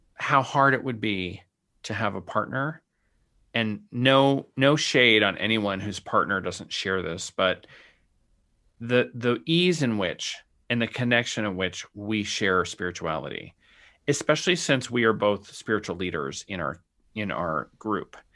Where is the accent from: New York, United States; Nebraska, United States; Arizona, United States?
Arizona, United States; Sonoran Desert; I grew up in the Sonoran Desert